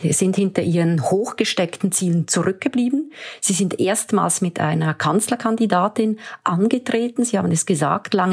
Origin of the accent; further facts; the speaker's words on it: Switzerland; Und wenn Sie mir die Bemerkung als Schweizerin erlauben